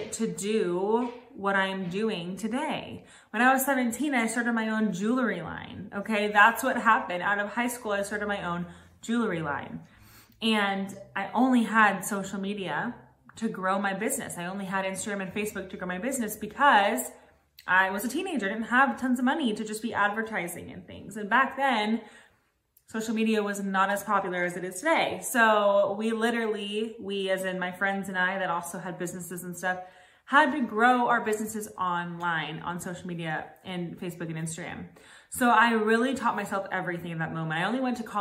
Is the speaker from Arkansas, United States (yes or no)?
no; Los Angeles, California, United States; moved away as an adult; now in Nashville, United States; I'm from Los Angeles, California. I've lived here for about a year in Nashville